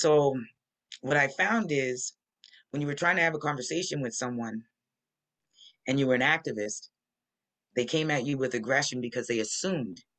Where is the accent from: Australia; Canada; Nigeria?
Canada; Nova Scotia; moved away as an adult; also born or lived in Halifax, Nova Scotia / Mobile, Alabama; And I'm from Nova Scotia, which is the largest black settlement in Canada.